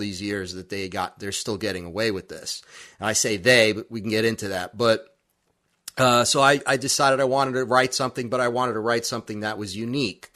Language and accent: English; New York City, New York, United States; growing up in Brooklyn